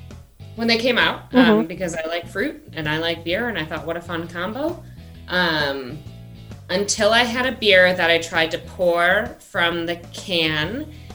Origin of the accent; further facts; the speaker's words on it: Milwaukee, Wisconsin, United States; I will say I'm from Milwaukee and I had folks over for a cookout